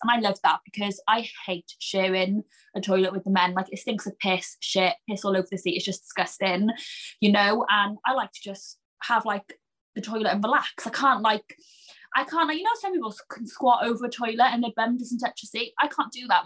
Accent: Cardiff, Wales, United Kingdom; Cardiff's my hometown. I'm from Cardiff.

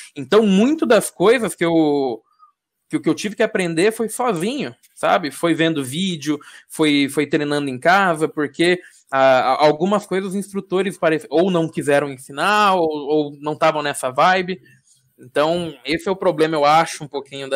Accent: Diadema, São Paulo, Brazil; eu sou de São Paulo, sou de Adema

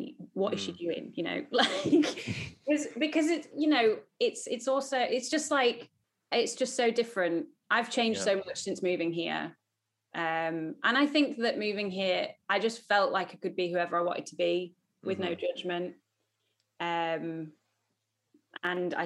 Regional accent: Lancaster, North West England, United Kingdom; moved away as an adult; now in London, United Kingdom; I was born and raised in Lancaster in the north of England

